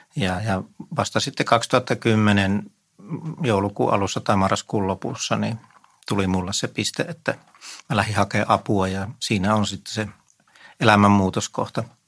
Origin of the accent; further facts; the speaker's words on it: Vieremä, North Savo, Finland; now in Helsinki, Finland; mä oon Viremmältä kotoisin